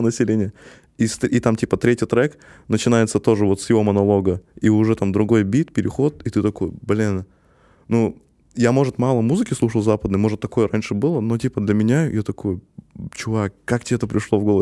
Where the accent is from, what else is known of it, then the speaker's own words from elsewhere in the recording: Kazakhstan; я есть казах